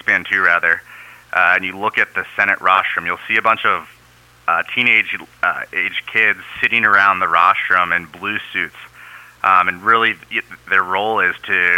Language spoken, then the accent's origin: English; Baltimore, Maryland, United States; moved away as an adult; also born or lived in New Orleans, Louisiana; now in San Francisco, United States; originally from the East Coast, Baltimore, Maryland